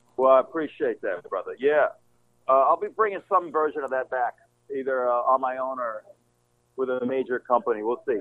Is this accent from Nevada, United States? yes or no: yes; Las Vegas, Nevada, United States; moved away as an adult; now in New York, United States; Vegas, where I came up in my hometown.